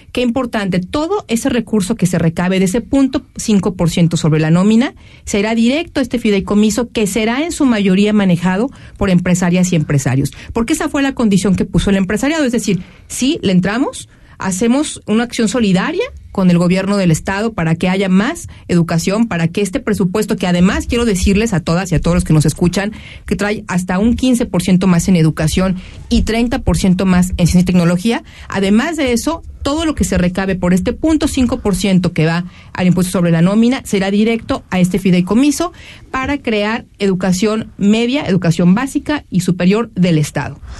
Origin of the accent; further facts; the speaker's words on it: Jalisco, Mexico; todos queremos que le vaya bien a nuestro Jalisco